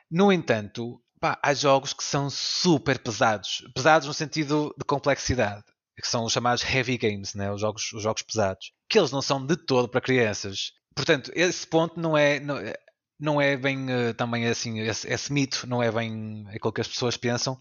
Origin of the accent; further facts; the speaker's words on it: the North, Northern Portugal, Portugal; eu, o Orlando e o Pedro somos aqui do Norte